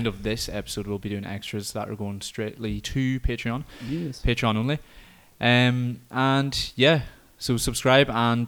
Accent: County Donegal, Ireland; my home of Donegal

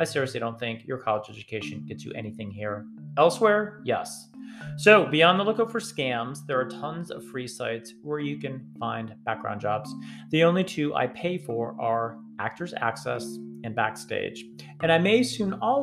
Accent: Northeast, United States; now in Atlanta, United States; I'm from the Northeast

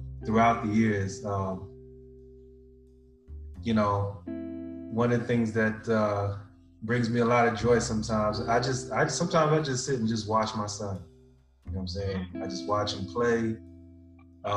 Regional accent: Houston, Texas, United States; I was born in Houston, Texas

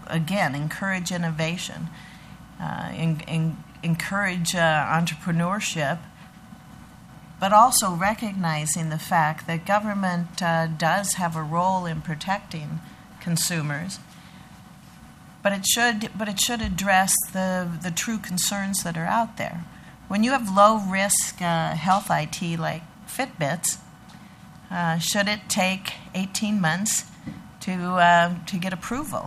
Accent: Lincoln, Nebraska, United States; also born or lived in Sand Hills, Cherry County, Nebraska; I grew up in Lincoln, in our capital city.

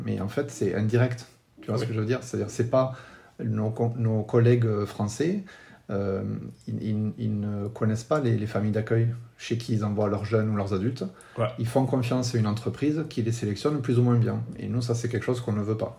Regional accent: France; je suis français

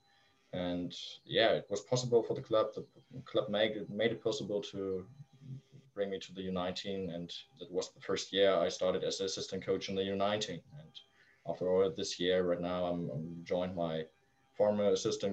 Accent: Flensburg, Schleswig-Holstein, Germany; also born or lived in Kiel; my hometown in Flensburg, in the really north of Germany

